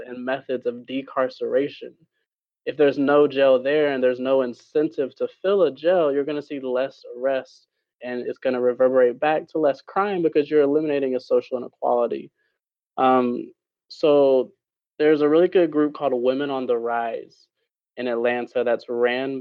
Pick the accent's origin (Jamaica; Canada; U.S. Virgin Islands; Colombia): Jamaica; now in United States; my home country of Jamaica